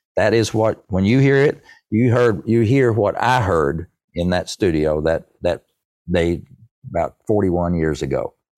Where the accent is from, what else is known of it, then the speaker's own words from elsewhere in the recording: East Tennessee, United States; I'm proud to be a hillbilly of East Tennessee